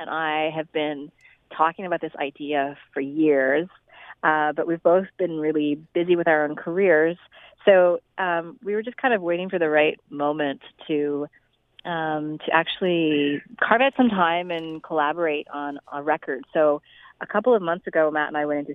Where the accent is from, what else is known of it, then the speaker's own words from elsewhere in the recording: Toronto, Ontario, Canada; now in Vancouver, Canada; Toronto is my hometown, so it was really fun to go back